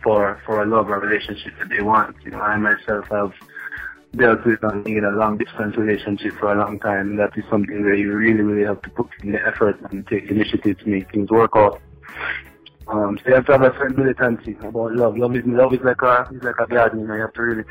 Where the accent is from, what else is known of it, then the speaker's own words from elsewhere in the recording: United States; me being an American-born African-Caribbean individual